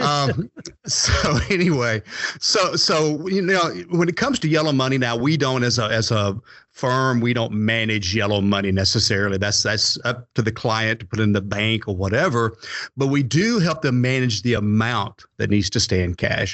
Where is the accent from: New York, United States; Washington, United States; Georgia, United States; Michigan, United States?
Georgia, United States; Atlanta; I was born and raised in the Atlanta area.